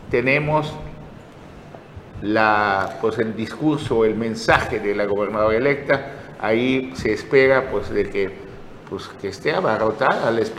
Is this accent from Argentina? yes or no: no; Mexico; Los mexicanos no somos los venezolanos, los mexicanos no somos los hermanos de Cuba, ni los hermanos